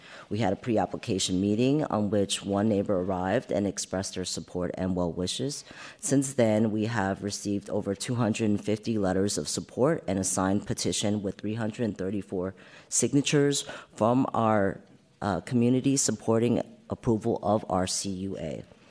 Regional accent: San Francisco, California, United States; We are also first-gen San Franciscans, born and raised in North Beach. When not at our father's bakery, we were playing at Washington Square Park, Joe DiMaggio Playground, and reading books at North Beach Library.

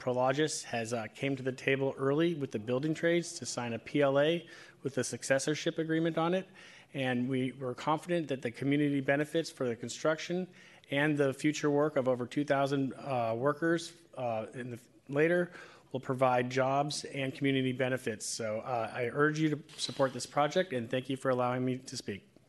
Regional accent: San Francisco, California, United States; I'm a, uh, lifelong resident, born and raised in San Francisco

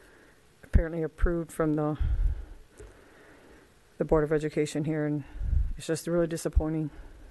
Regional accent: Elizabeth City, North Carolina, United States; I'm from Elizabeth City, North Carolina.

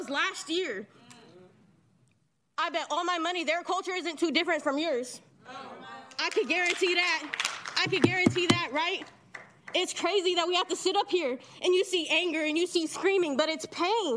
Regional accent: Sacramento, California, United States; also born or lived in Reno, Nevada; I moved to Sacramento when I was 5 years old with my family. We moved here from Reno, Nevada

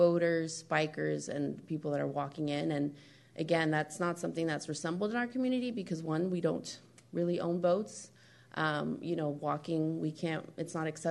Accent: Marin County, California, United States; my experiences growing up in Marin County

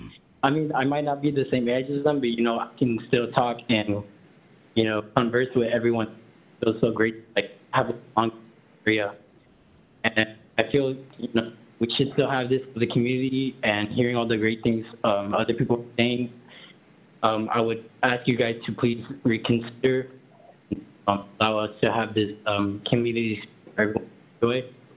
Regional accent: California, United States; now in San Francisco, United States; So I come from San Bernardino County and like 8 hours away. And I've only come here in the SF area for about 5 months

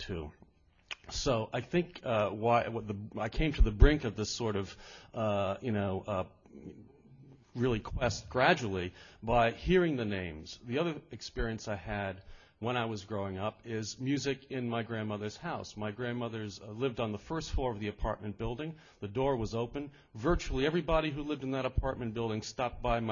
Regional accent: New York City, New York, United States; I grew up in Brooklyn, New York

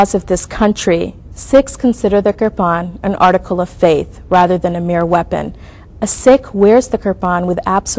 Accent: United States; As an American, I'm guaranteed the freedom of religion in the Constitution.

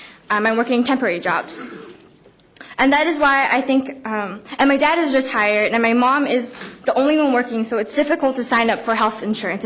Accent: San Francisco, California, United States; I was born and raised in San Francisco from District 11

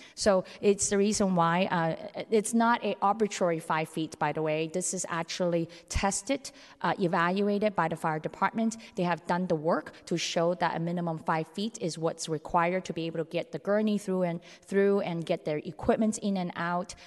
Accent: San Francisco, California, United States; I grew up in San Francisco's Chinatown, uh, bordering North Beach

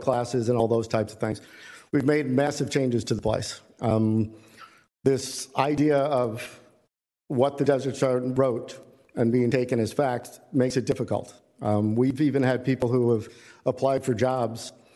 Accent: New York, United States; moved away; I'm from New York.

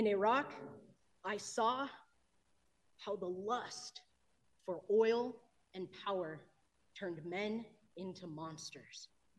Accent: Colorado, United States; I live in the 6th District in Denver. I'm an Indigenous person born and raised in Colorado.

